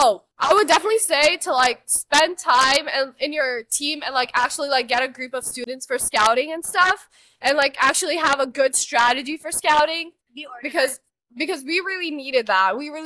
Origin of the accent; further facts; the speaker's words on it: Dallas, Texas, United States; We're from Texas, Dallas.